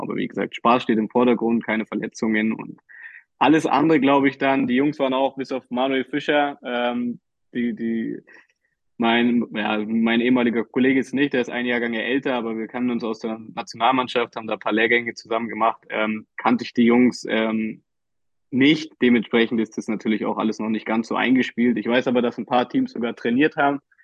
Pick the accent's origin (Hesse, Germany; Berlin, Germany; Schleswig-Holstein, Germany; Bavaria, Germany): Berlin, Germany; ich als äh, Berliner Junge